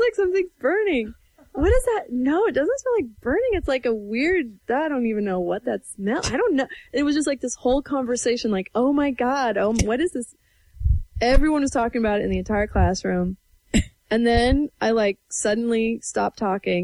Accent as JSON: {"language": "English", "town": "Everson", "region": "Washington", "country": "United States", "tie": "born or raised there", "said": "I'm from Northwest Washington. This was Nooksack Valley High School, um, in Everson, Washington"}